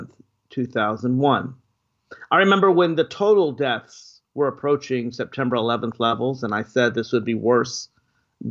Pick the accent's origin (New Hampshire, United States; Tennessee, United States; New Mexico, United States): Tennessee, United States; Nashville; now in Washington, D.C., United States; I'm actually in my hometown of birth, Nashville, Tennessee, spending a little bit of time with my family